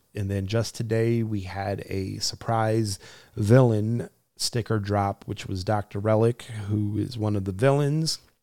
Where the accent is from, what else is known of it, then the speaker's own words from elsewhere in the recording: New Jersey, United States; moved away as an adult; I was born and raised in New Jersey. Uh, you know, I lived there for the first twenty-something odd years of my life